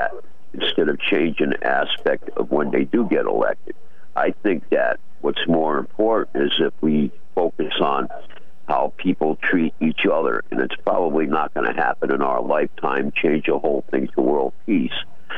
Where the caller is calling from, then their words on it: Norwich, Connecticut, United States; from Norwich.